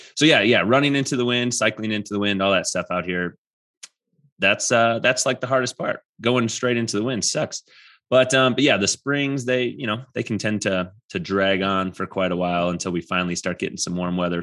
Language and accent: English; Wisconsin, United States; now in Colorado, United States; I'm from Wisconsin